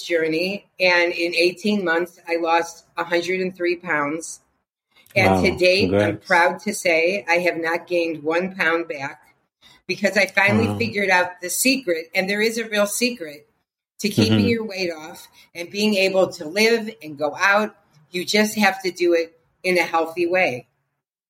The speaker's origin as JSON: {"language": "English", "town": "Cleveland", "region": "Ohio", "country": "United States", "tie": "born or raised there", "said": "I was raised in Cleveland, Ohio, in a very working class, hardworking Jewish family."}